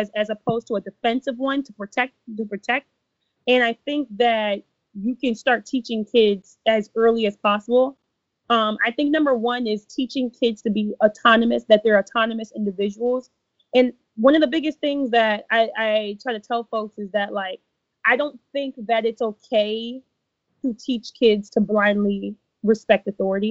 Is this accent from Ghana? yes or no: yes; Ghana; I'm Ghanaian